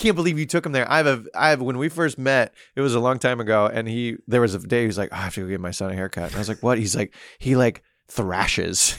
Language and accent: English; Missouri, United States; also born or lived in New York; now in Florida, United States